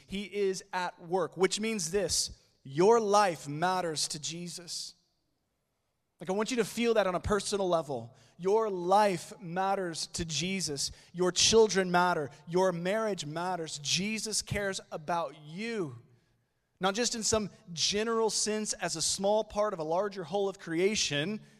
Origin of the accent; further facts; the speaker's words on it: Oklahoma City, Oklahoma, United States; I am from Oklahoma City